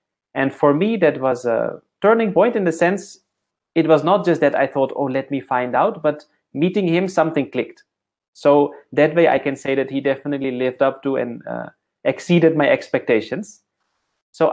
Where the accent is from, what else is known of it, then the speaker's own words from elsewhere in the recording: Netherlands; moved away; growing up in the Netherlands as a small boy